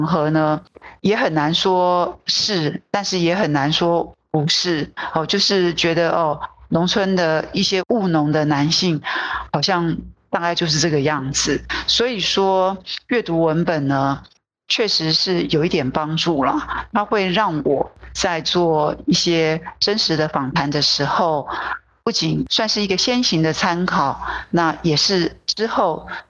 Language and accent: Chinese; Taipei, Taiwan; 那我又是。很典型的都会人哦，我都是在台北出生长大